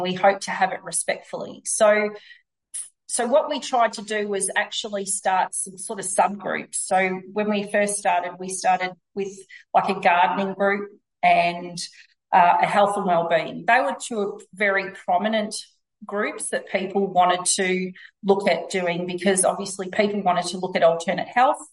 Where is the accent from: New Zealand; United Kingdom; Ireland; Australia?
Australia; Victoria; I'm from Victoria